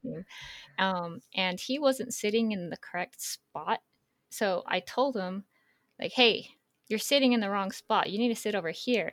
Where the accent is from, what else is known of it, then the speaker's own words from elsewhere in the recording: Northern California, United States; I grew up in Northern California